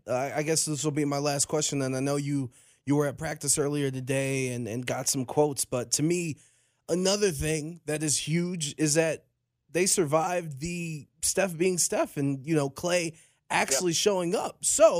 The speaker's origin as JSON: {"language": "English", "town": "Cleveland", "region": "Ohio", "country": "United States", "said": "By the way, I'm from Cleveland"}